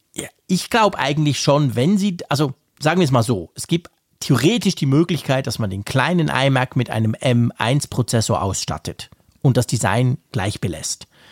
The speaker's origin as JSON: {"language": "German", "country": "Switzerland", "first_language": "Swiss German", "said": "das Schweizerdeutsch ist schon nicht nur, das ist letztendlich unsere Sprache"}